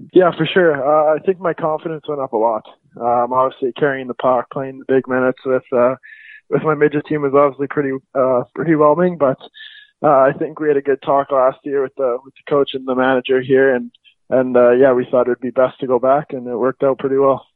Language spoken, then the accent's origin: English; Calgary, Alberta, Canada; I'm from Calgary, Alberta.